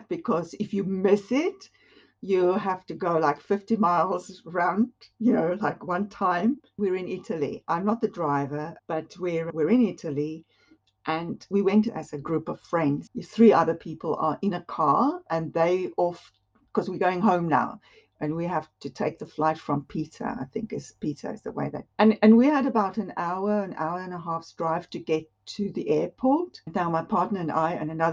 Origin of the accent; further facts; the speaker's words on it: Western Cape, South Africa; moved away as an adult; also born or lived in Johannesburg, South Africa; now in Buckingham, United Kingdom; I grew up in the Cape area, in the Western Cape areas